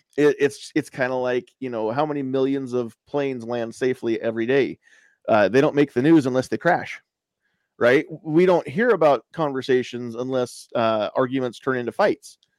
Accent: United States; As an American

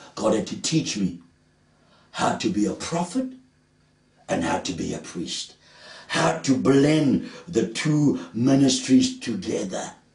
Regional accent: Cape Town, Western Cape, South Africa; I grew up in Pine Road, Woodstock, opposite the gym bioscope, near Trafalgar Bards.

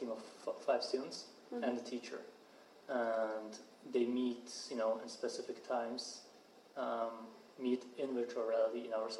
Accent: Zurich, Switzerland; moved away as an adult; also born or lived in St. Gallen; now in San Francisco, United States; So I was born and raised in Zurich.

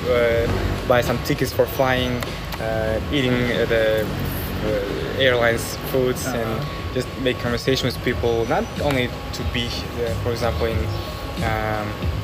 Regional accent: Kazakhstan; I'm from Kazakhstan

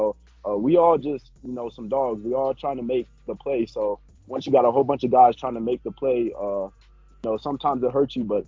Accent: Fountain, Colorado, United States; So I'm actually a Fountain native, so I grew up in Fountain

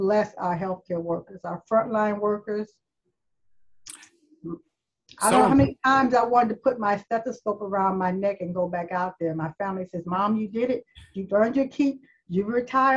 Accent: Toledo, Ohio, United States; I grew up in Toledo, Ohio. Born and raised

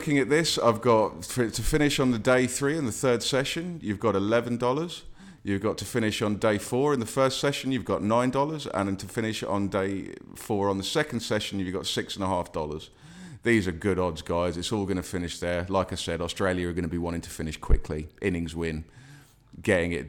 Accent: England, United Kingdom; as an Englishman

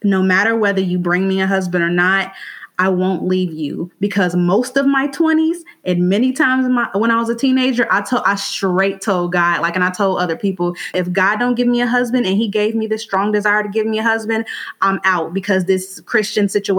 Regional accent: Gary, Indiana, United States; now in Indianapolis, United States; I'm from Gary, Indiana, but I live in Indianapolis right now

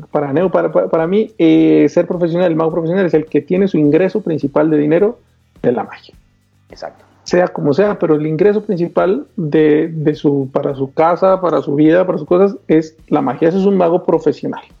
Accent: Colombia; yo vivo en Colombia, soy de Colombia.

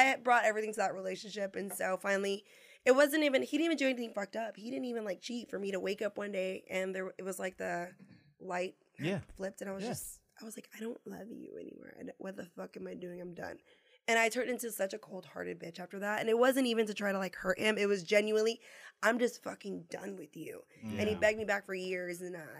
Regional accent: San Antonio, Texas, United States; moved away as an adult; So I went back home to my hometown, which is where we're at, San Antonio.

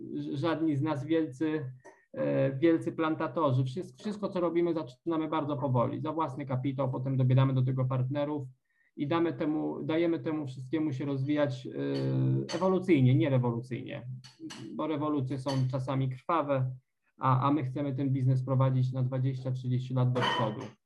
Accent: Poland; moved away as an adult; now in Cambodia

